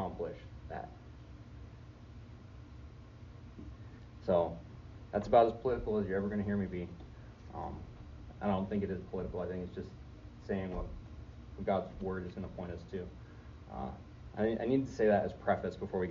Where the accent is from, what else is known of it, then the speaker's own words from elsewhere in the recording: United States; as an American